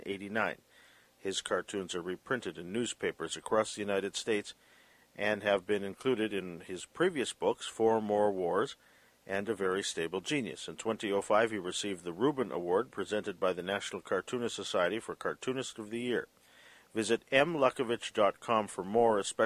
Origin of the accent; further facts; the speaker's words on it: Canada; as a Canadian